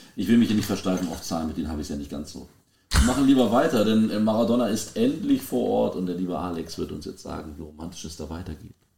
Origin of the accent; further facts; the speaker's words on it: Germany; wir sind klassische Kartoffeln, die probieren, schwierige Namen vorzulesen.